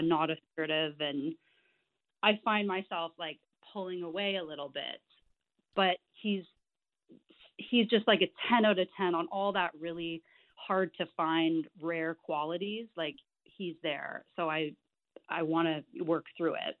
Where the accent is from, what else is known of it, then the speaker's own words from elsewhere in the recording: Canada; I'm Canadian.